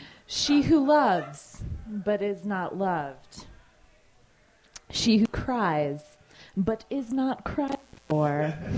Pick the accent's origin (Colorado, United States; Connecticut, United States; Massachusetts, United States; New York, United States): Connecticut, United States; New Canaan; I'm from New Canaan, Connecticut, and that's